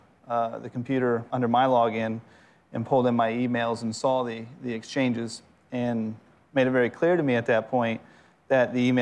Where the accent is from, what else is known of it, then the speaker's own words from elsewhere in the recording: Florida, United States; now in Atlanta, United States; I'm originally from Florida